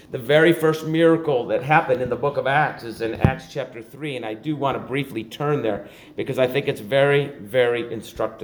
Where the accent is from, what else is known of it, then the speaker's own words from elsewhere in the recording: Buffalo, New York, United States; I grew up in Buffalo